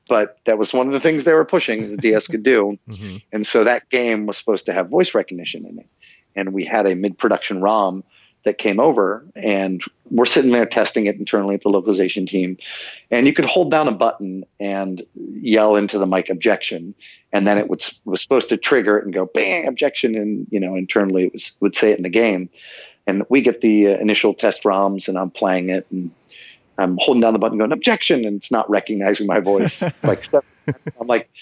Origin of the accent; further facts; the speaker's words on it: Ohio, United States; moved away as an adult; now in Japan; I'm from Ohio